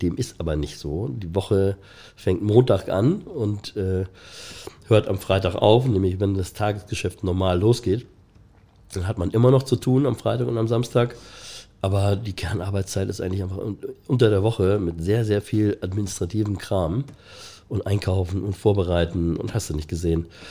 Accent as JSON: {"language": "German", "region": "Hamburg", "country": "Germany", "tie": "born or raised there", "also_born_or_lived": "Ottensen, Hamburg", "said": "In meiner Kindheit, in meiner Jugend ähm, bin ich in Ostdorf mit meiner Familie"}